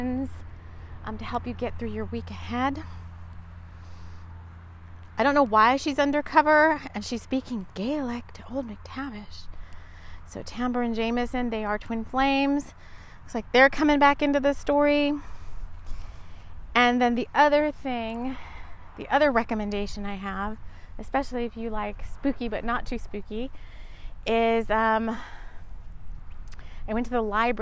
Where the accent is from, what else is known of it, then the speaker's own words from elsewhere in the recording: South Texas, United States; moved away as an adult; also born or lived in London; I grew up in South Texas, mainly in South Texas